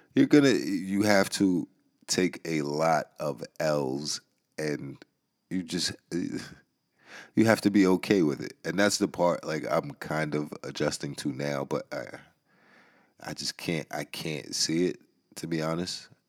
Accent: New York, United States; I'm from New York

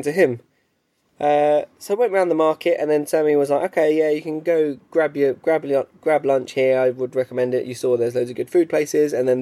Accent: England, United Kingdom

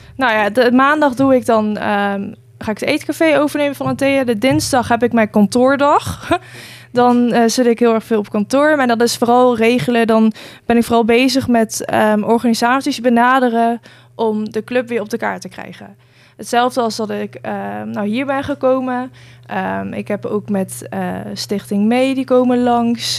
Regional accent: Nijmegen, Gelderland, Netherlands; moved away as an adult; now in Gouda, Netherlands; kom zelf uit Nijmegen

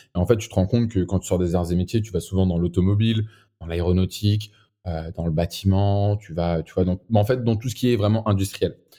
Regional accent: Boulogne-Billancourt, Île-de-France, France; je viens de Boulogne, boulogne encore

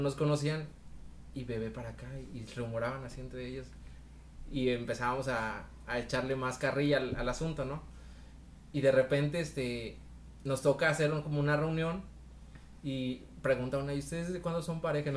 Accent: Veracruz, Mexico; moved away as an adult; now in Monterrey, Mexico; yo soy veracruzano, soy jarocho

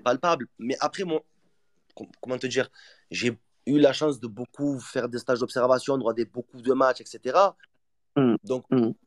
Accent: Marseille, Provence-Alpes-Côte d'Azur, France; Je suis Marseillais 100% tamponné au, fer.

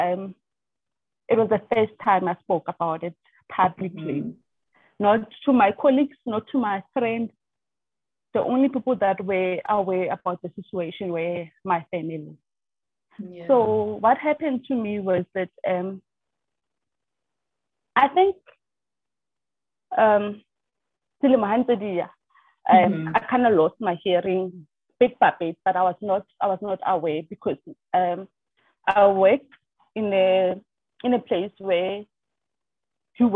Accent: Free State, South Africa; moved away as an adult; also born or lived in Katlehong, Gauteng; now in Kuruman, South Africa; I was born in Johannesburg, Natal State, which is known as Katlehong, and then I grew up in the Free State squad

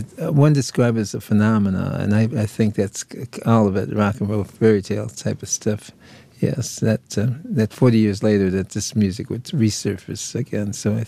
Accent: Detroit, Michigan, United States; and I'm Mexican. My mother and father both Mexican. I was born and bred in Detroit

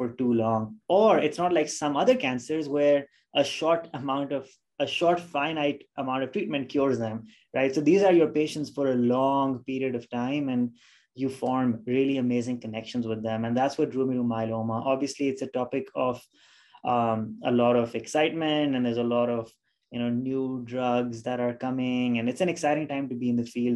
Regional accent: Pakistan; moved away as an adult; now in United States; I am originally from Pakistan, and that's where I did my initial schooling, and that's where I did medical school from

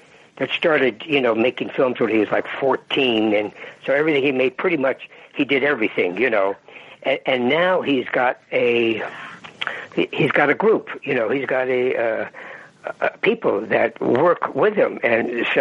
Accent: the Bay Area, California, United States; I grew up in the Bay Area

